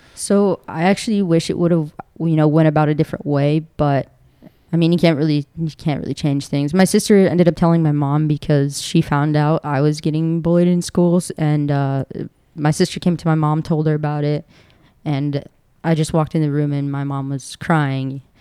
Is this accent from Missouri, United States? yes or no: no; Baltimore, Maryland, United States; also born or lived in Delaware; I was raised in uh, in Maryland, Baltimore, Maryland